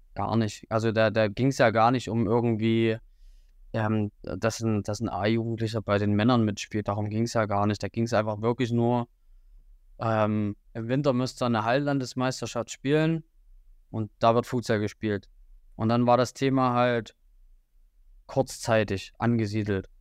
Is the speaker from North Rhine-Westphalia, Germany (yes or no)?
no; Riesa, Saxony, Germany; moved away as an adult; now in Jena, Germany; ich komme eigentlich aus Sachsen, aus der Region Riesa, das liegt zwischen Dresden und Leipzig